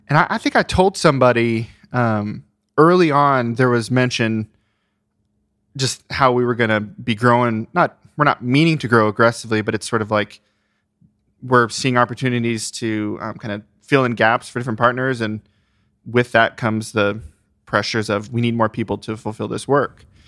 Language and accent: English; Ohio, United States; I grew up in Ohio